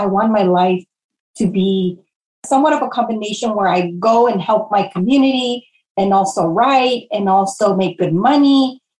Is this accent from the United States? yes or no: yes; Los Angeles, California, United States; moved away as an adult; also born or lived in Portland, Oregon; growing up in Pacoima